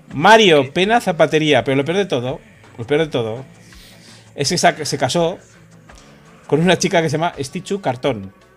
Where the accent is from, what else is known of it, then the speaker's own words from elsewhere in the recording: Ordizia, Basque Country, Spain; now in Madrid, Spain; en Ordicia, en mi pueblo